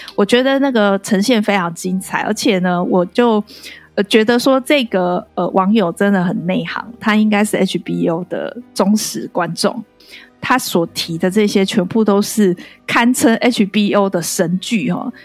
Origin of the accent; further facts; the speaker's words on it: Taiwan; 我其实身为台湾人